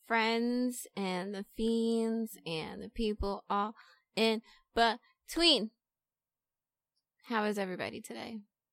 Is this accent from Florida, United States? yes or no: yes; Florida, United States; moved away; also born or lived in Maryland; Actually, I'm from Florida. I lived in Maryland.